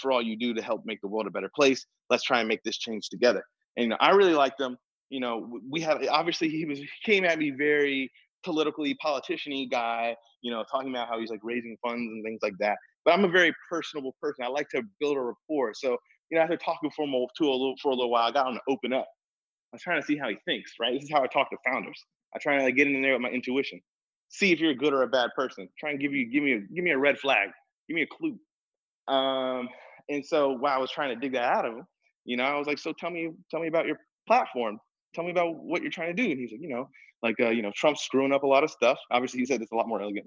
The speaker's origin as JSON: {"language": "English", "area": "Georgia", "region": "South Carolina", "country": "United States", "said": "I'm from the South. I'm from Georgia, South Carolina"}